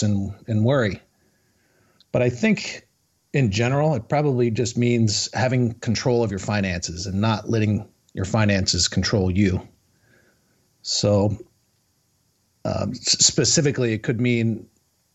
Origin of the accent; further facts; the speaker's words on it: New Jersey, United States; also born or lived in Florida; now in Charlotte, United States; we're both initially from Jersey